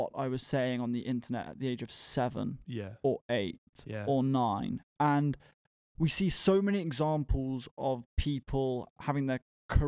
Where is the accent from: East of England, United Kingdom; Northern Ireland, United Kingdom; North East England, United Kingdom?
East of England, United Kingdom; Bedford; I'm 23 from Bedford and I'm the co-founder of an organization called Prospect 100.